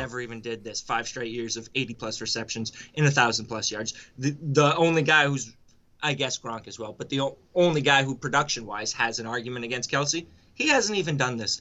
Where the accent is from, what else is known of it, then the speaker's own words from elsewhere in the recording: New England, United States; born and raised in New England